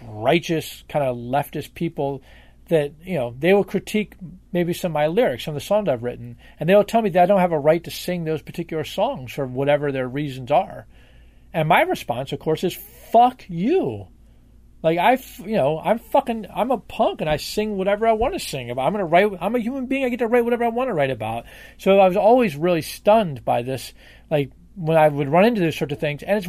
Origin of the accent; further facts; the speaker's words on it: Washington, District of Columbia, United States; I grew up in Washington, D.C., which is a Democratic stronghold